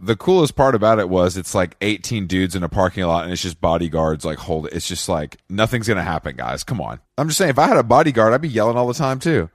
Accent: Atlanta, Georgia, United States; my hometown of Atlanta, Georgia

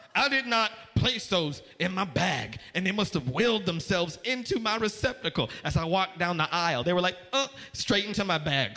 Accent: Las Vegas, Nevada, United States; moved away; also born or lived in New York; I am from Las Vegas

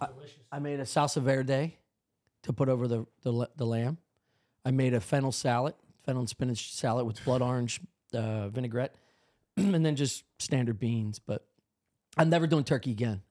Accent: Drexel Hill, Pennsylvania, United States; also born or lived in West Chester, Pennsylvania; We moved from Drexel Hill

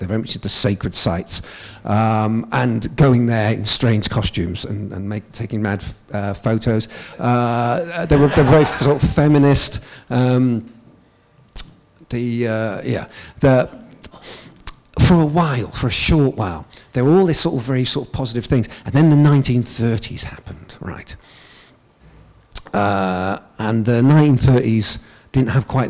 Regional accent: United Kingdom; I'm from England and Wales

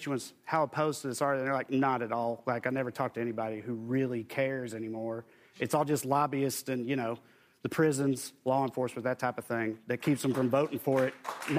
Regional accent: Tennessee, United States; I'm from Tennessee

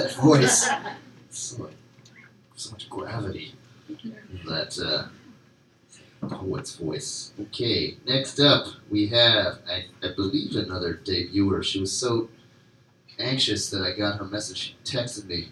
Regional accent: Cleveland, Ohio, United States; moved away; I'm from Cleveland

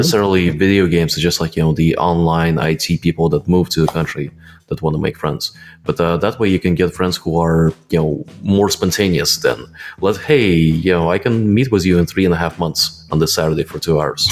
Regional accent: Latvia; I grew up in Latvia, which is pretty much Russia

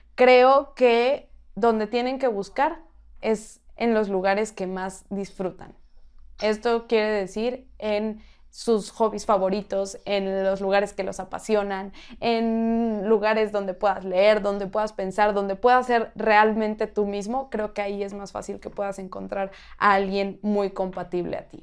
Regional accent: Mexico; soy mexicana

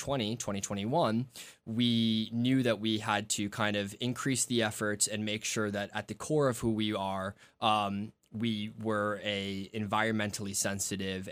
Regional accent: the Hamptons, Long Island, New York, United States; I grew up out on Long Island in the Hamptons specifically, so I am a local, if you will, out there.

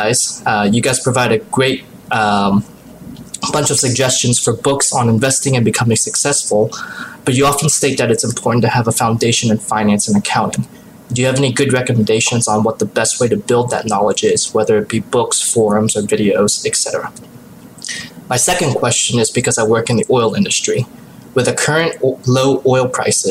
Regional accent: Pittsburgh, Pennsylvania, United States; I grew up in the Pittsburgh area

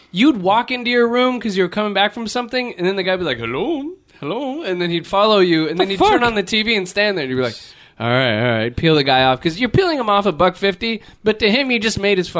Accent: Los Angeles, California, United States; I'm from LA, like United States of America.

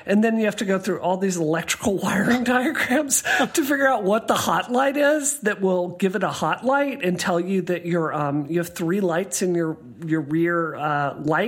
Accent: Mississippi, United States; moved away; growing up in Mississippi, like, my dad showed me to do this, how to do this, I think, when I was 7 years old

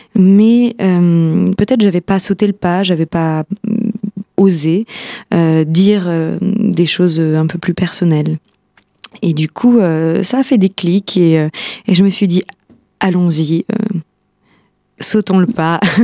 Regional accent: Épinal, Grand Est, France; moved away as an adult; also born or lived in Nancy / Paris; je suis spinalienne d'origine, je suis née à Épinal, j'ai fait toute ma scolarité ici

